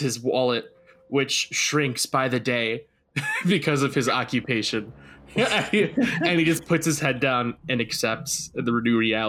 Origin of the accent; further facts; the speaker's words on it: Australia; born there; As you may have noticed, my accent isn't exactly Australian. My parents were both American, and then they immigrated over here right before I was born.